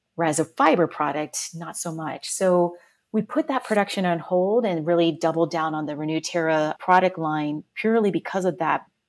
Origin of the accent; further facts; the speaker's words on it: Woodbridge, Virginia, United States; moved away as an adult; now in New York City, United States; Woodbridge, Virginia